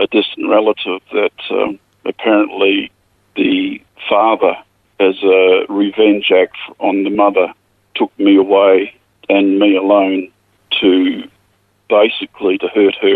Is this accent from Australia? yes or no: yes; the Murchison, Western Australia, Australia; now in Narrogin, Australia; I was born in a little mining town, a gold mining town in the Murchison. It's basically on the edge of the desert